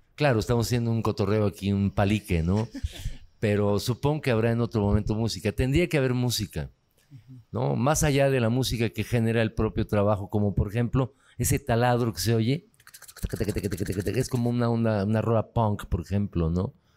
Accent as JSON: {"language": "Spanish", "town": "Tulancingo", "region": "Hidalgo", "country": "Mexico", "said": "soy de Tulancingo"}